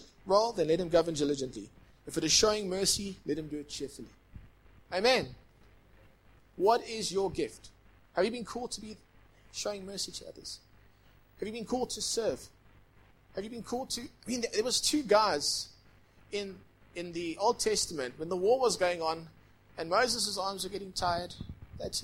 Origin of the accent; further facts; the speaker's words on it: Durban, KwaZulu-Natal, South Africa; now in Johannesburg, South Africa; I grew up in Point Road, Durban.